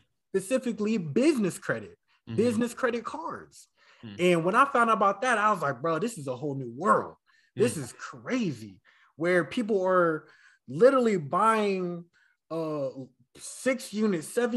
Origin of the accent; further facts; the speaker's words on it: Vallejo, California, United States; I'm from San Francisco Bay Area in a city called Vallejo